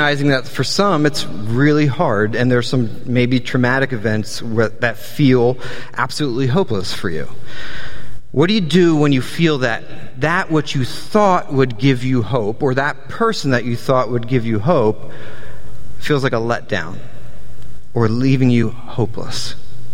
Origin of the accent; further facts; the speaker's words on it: New Jersey, United States; also born or lived in Delaware / Southern Virginia; We're from New Jersey, greatest state in the world